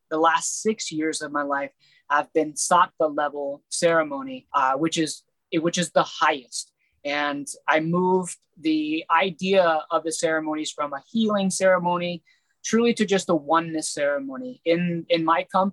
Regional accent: United States; my people of America, being American born

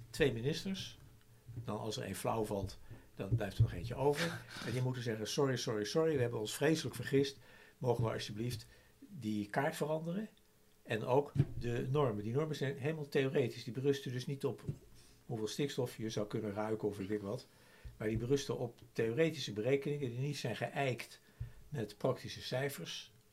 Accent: Malaysia; now in Netherlands; Trouwens, als wij nu dat merken, omdat we uit Maleisië komen.

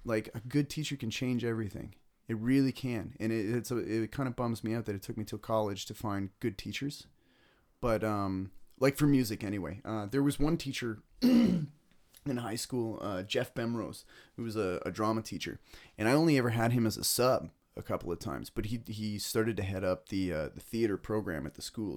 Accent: Ennismore, Ontario, Canada; I grew up in Ennismore

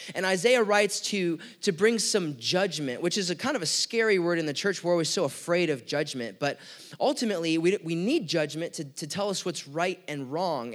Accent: United States; we're American citizens

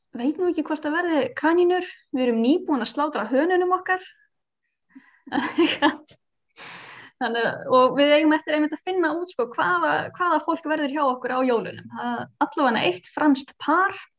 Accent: Iceland; við erum á Íslandi og við erum Íslandingar með krakkana

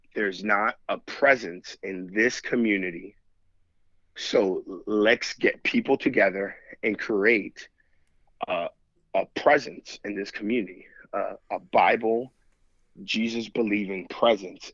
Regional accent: New York, United States; now in Missouri, United States; I'm from New York.

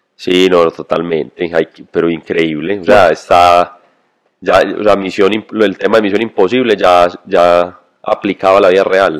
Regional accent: Colombia

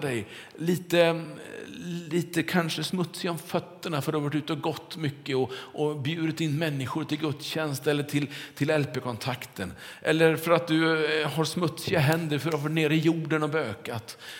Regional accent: Kungälv, Västra Götaland, Sweden; När jag var liten och cyklade omkring hemma i Kungälv, så var det på nya asfalterade vägar runt vårt kvarter där vi bodde.

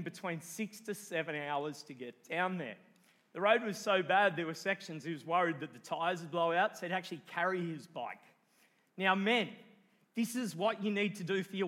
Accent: Cooranbong, New South Wales, Australia; I grew up around Currumbong, and I know about the mosquitoes, and Avondale

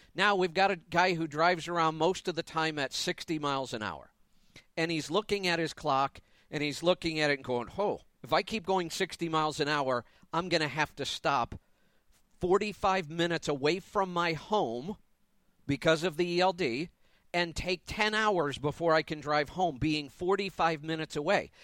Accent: Ohio, United States; moved away as an adult; also born or lived in Florida; now in Colorado, United States; But I left Ohio for business reasons the first time. Grew up there, all my family's there

